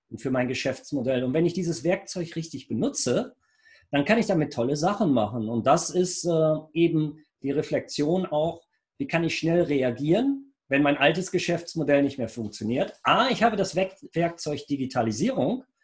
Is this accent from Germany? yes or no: yes; Rheinberg, North Rhine-Westphalia, Germany; ich komme aus Rheinberg. Wir sind ja praktisch im weitesten Sinne Nachbarn